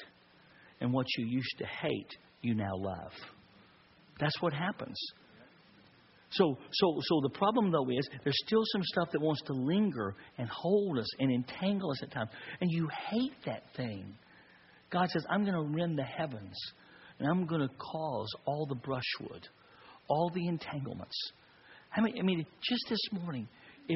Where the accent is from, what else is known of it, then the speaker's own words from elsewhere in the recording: Texas, United States; I'm a Texas boy, and I grew up in the country in Texas